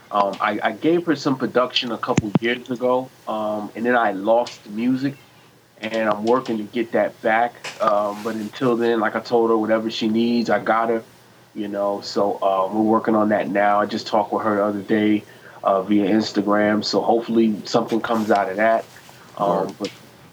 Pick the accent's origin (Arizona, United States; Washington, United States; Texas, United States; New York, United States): New York, United States; now in Virginia, United States; I'm originally from New York, but I live in Virginia